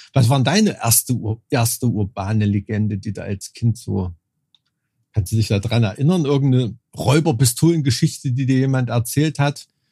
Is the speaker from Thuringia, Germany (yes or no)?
yes; Thuringia, Germany; aufgewachsen bin in Thüringen